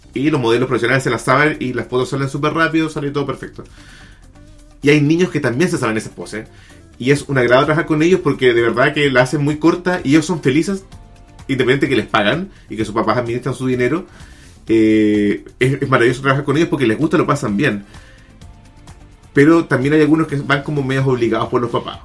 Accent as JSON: {"language": "Spanish", "country": "Chile", "said": "soy un fotógrafo chileno que fotografía hombres desnudos"}